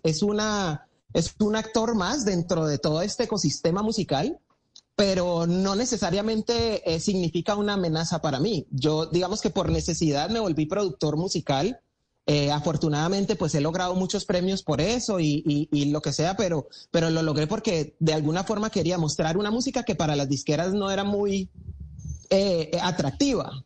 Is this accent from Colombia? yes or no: yes; Cali, Valle del Cauca, Colombia; de Cali pa'l mundo